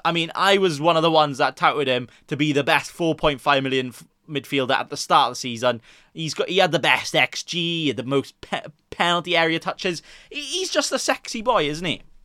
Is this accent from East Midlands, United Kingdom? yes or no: no; Swansea, Wales, United Kingdom; I'm Welsh, but I'm also from the Swansea